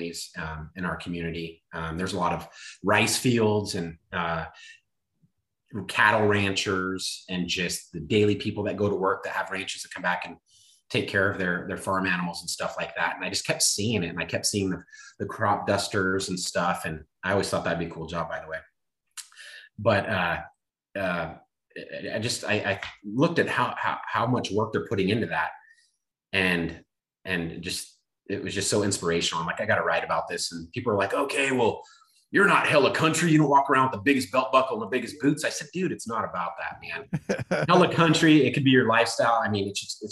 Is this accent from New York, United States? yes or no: no; California, United States; I grew up in California